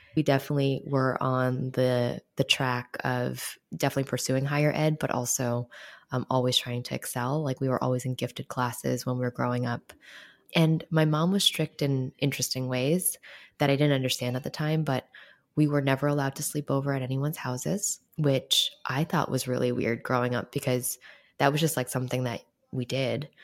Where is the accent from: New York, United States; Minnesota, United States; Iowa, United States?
New York, United States; New York City; I grew up in New York City